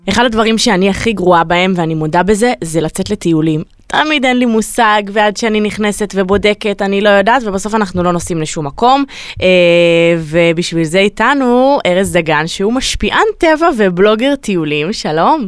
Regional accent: Tel Aviv, Tel Aviv District, Israel; אנחנו תל אביבים

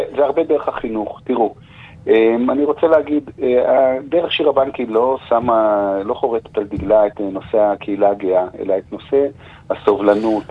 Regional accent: Jerusalem, Jerusalem District, Israel; בעיר ירושלים שאנחנו חיים בה, אנחנו מירושלים

